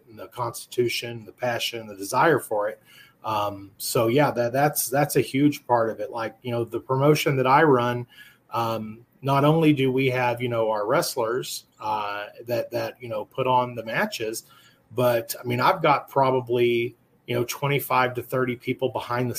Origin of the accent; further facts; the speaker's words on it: Amarillo, Texas, United States; I've lived in Texas my entire life. I'm born and raised in Amarillo, Texas